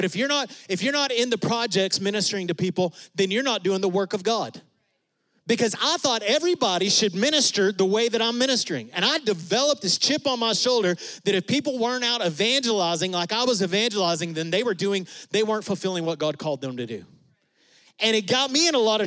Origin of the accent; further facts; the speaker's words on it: West Texas, United States; we're from West Texas